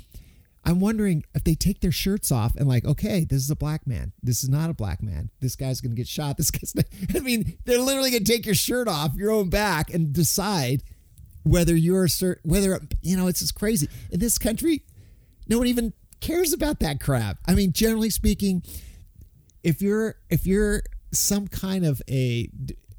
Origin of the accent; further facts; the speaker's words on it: United States; myself being American